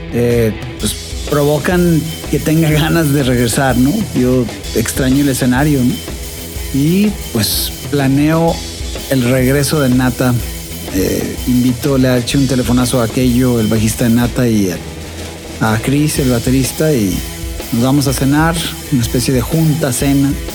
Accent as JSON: {"language": "Spanish", "region": "Buenos Aires", "country": "Argentina", "moved": "as an adult", "lives_now": "Guadalajara, Mexico", "said": "vengo llegando de Buenos Aires a Guadalajara hace siete años ya, ya soy un tapatío más"}